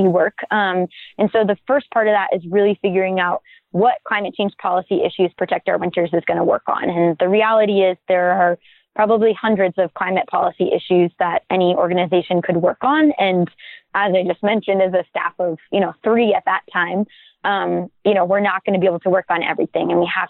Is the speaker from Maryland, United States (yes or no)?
no; Maine, United States; my home state of Maine